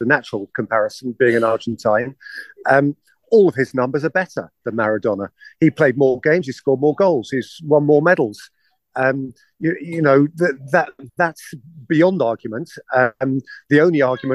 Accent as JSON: {"language": "English", "region": "England", "country": "United Kingdom", "said": "my perspective as an Englishman"}